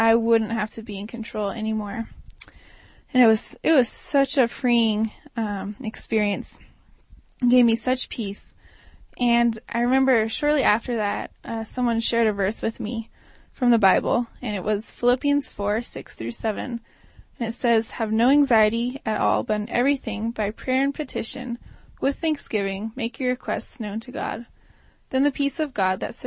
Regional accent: Maui, Hawaii, United States; moved away as an adult; now in Durango, United States; I grew up on Maui

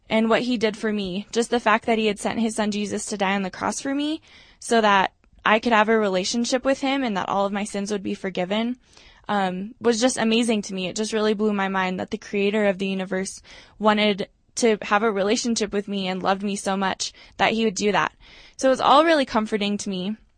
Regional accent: Eagle River, Alaska, United States; moved away as an adult; now in Denver, United States; I'm from Eagle River, Alaska

